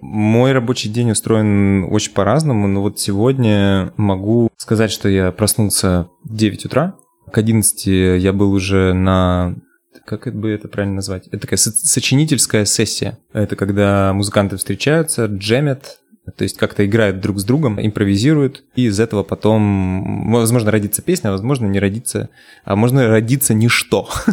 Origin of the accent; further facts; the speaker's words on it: Nadym, Yamalo-Nenets Autonomous Okrug, Russia; moved away as an adult; now in Moscow, Russia; Я из города Надым. Это Ямало-Ненецкий автономный